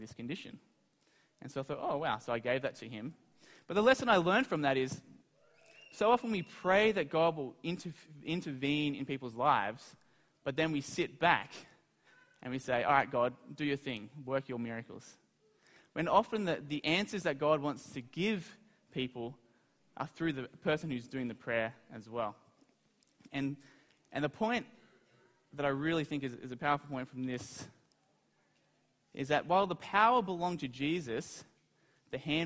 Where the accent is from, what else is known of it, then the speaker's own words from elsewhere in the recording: Australia; I'm from Australia